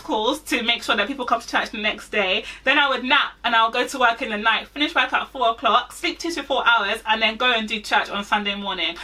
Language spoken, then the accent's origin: English; Nigeria; also born or lived in Manchester; I'm Nigerian.